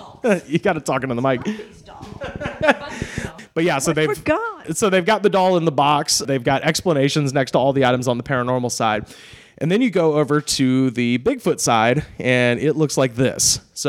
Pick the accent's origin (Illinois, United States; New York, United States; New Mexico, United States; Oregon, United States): New York, United States; Long Island; I'm originally from Long Island.